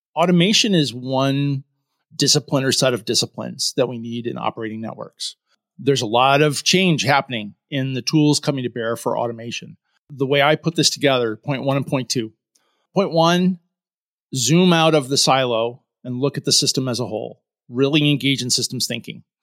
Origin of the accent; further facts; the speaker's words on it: Syracuse, New York, United States; also born or lived in Rochester; Born and raised in Syracuse